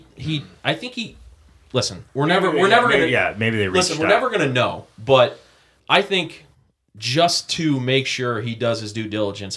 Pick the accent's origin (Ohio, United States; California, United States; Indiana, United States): Ohio, United States; Cleveland; we're from Cleveland